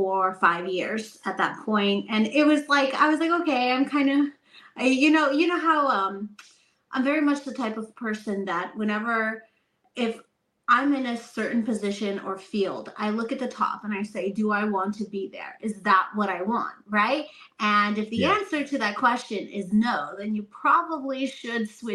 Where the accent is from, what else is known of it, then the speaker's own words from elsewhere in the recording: Texas, United States; I'm from Texas